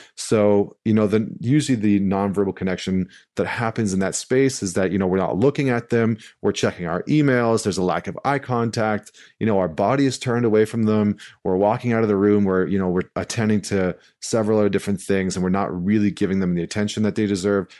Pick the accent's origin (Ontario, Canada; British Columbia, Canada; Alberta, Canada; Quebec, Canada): Alberta, Canada; St. Albert; moved away; I'm coming to you live from St. Albert, Alberta. I'm back in my hometown, uh, which is right outside of Edmonton.